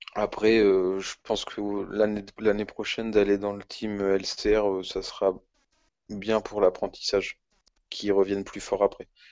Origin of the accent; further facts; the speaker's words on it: France; En tant que Français chauvin